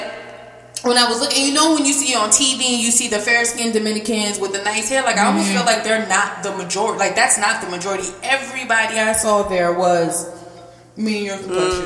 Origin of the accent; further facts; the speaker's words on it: United States; I'm just from America